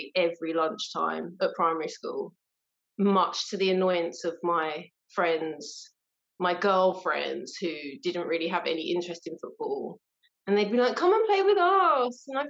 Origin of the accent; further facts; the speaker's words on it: London, United Kingdom; I'm from South East London